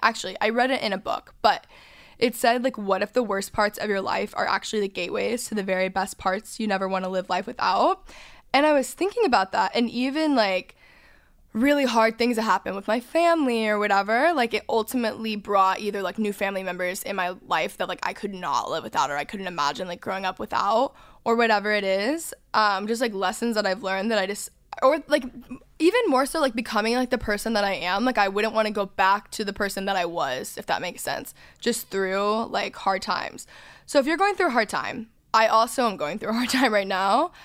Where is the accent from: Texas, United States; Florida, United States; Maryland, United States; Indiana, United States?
Texas, United States; North; I grew up in North Texas